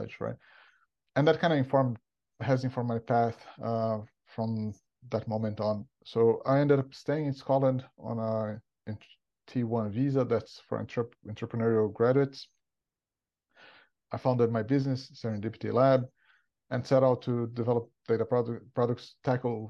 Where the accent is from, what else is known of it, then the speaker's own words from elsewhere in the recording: Brazil; moved away as an adult; as you probably listeners can tell from my accent, I'm not from around here. I'm originally from Brazil.